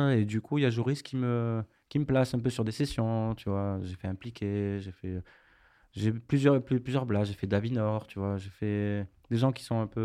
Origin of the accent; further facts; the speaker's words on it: Marseille, Provence-Alpes-Côte d'Azur, France; N'oublie pas que je suis marseillais